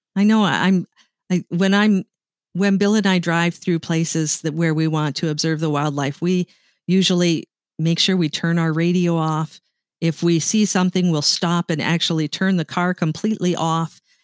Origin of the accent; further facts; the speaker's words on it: Canada; I am Canadian, and I wanna be proud of Canada